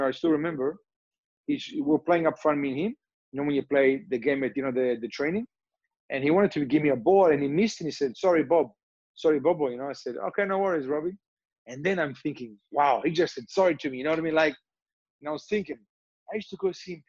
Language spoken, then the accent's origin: English; Australia; moved away; also born or lived in Turin, Italy; I grew up in Australia